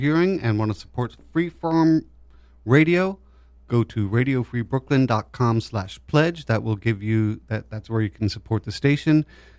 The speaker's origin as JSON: {"language": "English", "town": "New York City", "region": "New York", "country": "United States", "tie": "born or raised there", "said": "I was raised in Greenwich Village."}